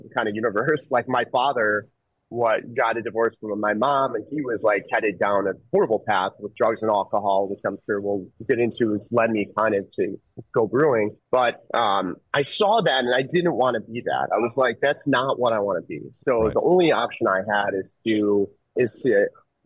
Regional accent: Chicago, Illinois, United States; I grew up on the southeast side of Chicago

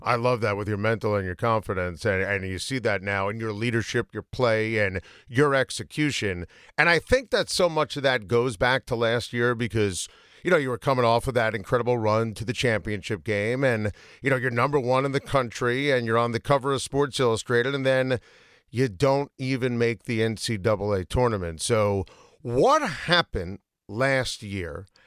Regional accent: Rockland County, New York, United States; also born or lived in Westchester County, New York; now in Westchester, United States; I grew up in Rockland, live in Westchester now.

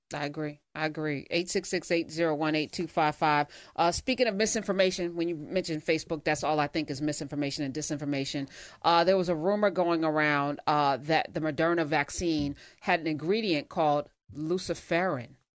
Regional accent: East Orange, New Jersey, United States; my hometown of East Orange

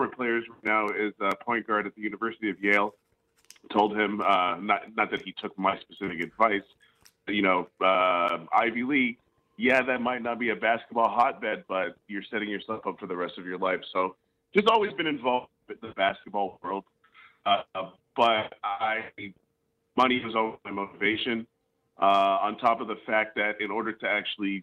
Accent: Montreal, Quebec, Canada; I was born in Montreal

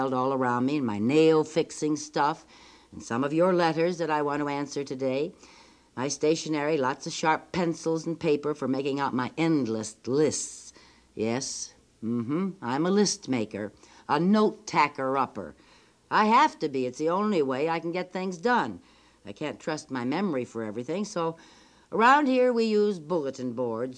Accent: New York, United States; moved away; I'm from New York State

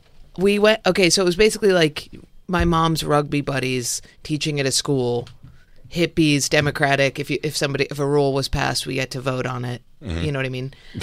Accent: Ithaca, New York, United States; born or raised there

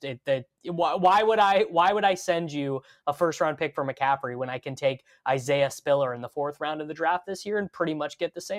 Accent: Kansas City, Missouri, United States; my hometown, the Kansas City Current

